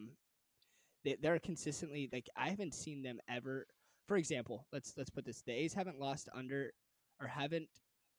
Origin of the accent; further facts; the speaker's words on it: Northern California, United States; born and raised in Northern California